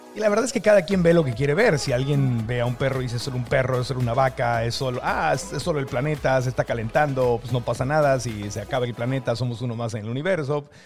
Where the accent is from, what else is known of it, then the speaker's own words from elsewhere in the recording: Tijuana, Baja California, Mexico; moved away; also born or lived in San Diego, California; mi tierra, a, a, la frontera Tijuana, San Diego, México, Estados Unidos, que es de donde soy